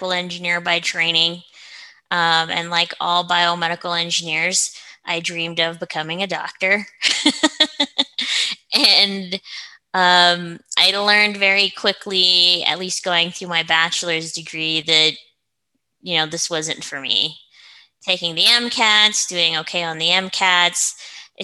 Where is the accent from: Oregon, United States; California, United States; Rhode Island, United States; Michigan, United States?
Oregon, United States; also born or lived in Seattle; now in Colorado, United States; I'm originally from Oregon